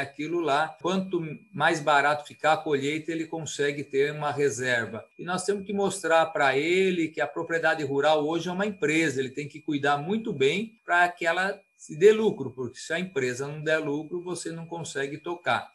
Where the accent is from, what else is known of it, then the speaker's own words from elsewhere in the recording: Piracicaba, São Paulo, Brazil; eu sou aqui de Piracicaba, nativão, né? Nasci no bairro Campestre